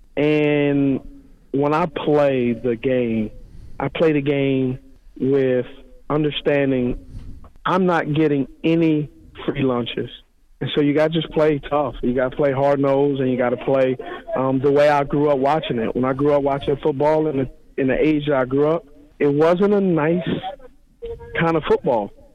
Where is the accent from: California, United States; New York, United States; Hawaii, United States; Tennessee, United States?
California, United States; Los Angeles; the porch I was raised on was in Los Angeles, California, very tough upbringing